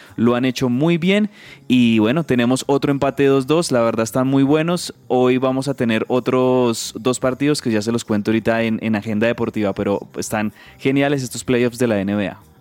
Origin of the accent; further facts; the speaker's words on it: Colombia; also born or lived in Bogotá; como colombianos